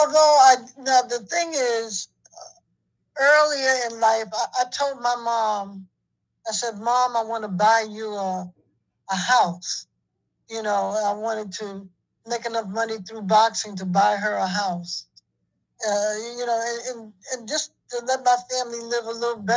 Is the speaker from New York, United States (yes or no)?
yes; New York City, New York, United States; I'm from New York.